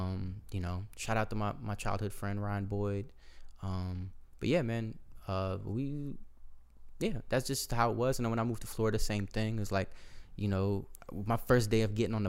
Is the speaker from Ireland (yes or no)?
no; Azerbaijan; born there; Born in Azerbaijan.